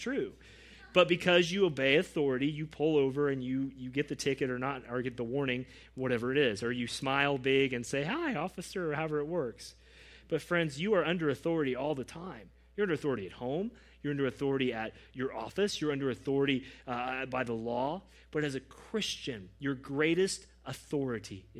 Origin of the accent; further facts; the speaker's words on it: United States; as American evangelicals